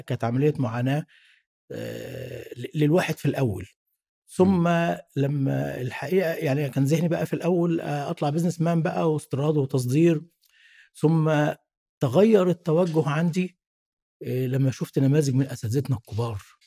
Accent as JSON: {"language": "Arabic", "town": "Cairo", "region": "Cairo Governorate", "country": "Egypt", "tie": "born or raised there", "said": "من صغري آه، والدي الله يرحمه كان وداني جنب البيت عندنا في شبرا"}